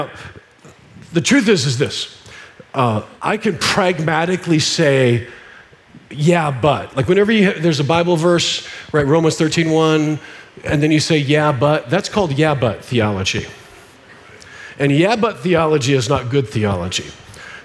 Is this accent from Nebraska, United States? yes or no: yes; Nebraska, United States; I'm a redneck. I grew up in Nebraska.